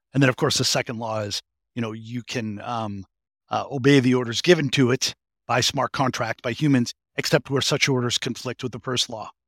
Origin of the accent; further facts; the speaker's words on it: Boston, Massachusetts, United States; I'm a, a fellow New Englander from, from, from, um, from Massachusetts. I'm a masshole from Greater Boston